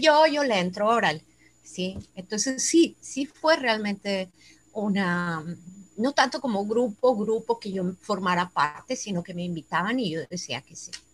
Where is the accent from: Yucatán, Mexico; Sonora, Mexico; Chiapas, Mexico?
Chiapas, Mexico; Tuxtla Gutiérrez; moved away as an adult; now in Monterrey, Mexico; Yo soy nacida aquí en Monterrey, pero desde los ocho años me fui a vivir a Tuxtla Gutiérrez, Chiapas